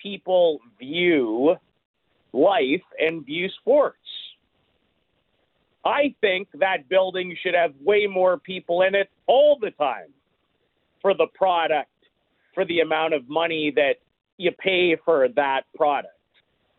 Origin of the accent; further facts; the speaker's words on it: Saskatoon, Saskatchewan, Canada; I grew up in Saskatoon